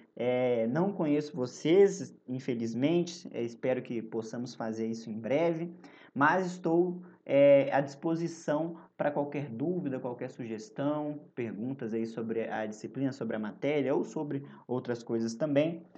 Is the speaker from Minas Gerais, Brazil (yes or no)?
yes; Belo Horizonte, Minas Gerais, Brazil; na minha juventude, em Belo Horizonte